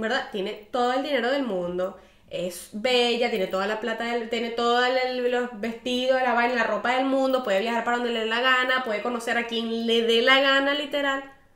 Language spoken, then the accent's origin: Spanish; Venezuela; moved away as an adult; yo me fui de Venezuela